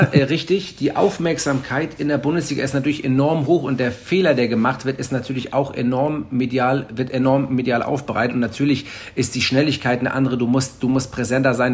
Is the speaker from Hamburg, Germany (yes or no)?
yes; Hamburg, Germany; Ich bin ja Hamburger.